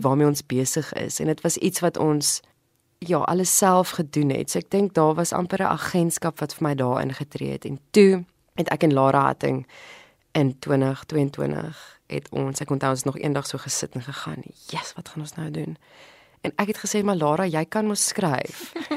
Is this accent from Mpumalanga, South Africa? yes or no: yes; Mpumalanga, South Africa; moved away as an adult; also born or lived in Standerton / Ermelo / Stellenbosch; now in Cape Town, South Africa; ek is gebore in Standerton tussen die kosmosse. Ek het groot geword in Mpumalanga en ek was in hoërskool Ermelo gewees van standaard 6 tot matriek in die koshuis.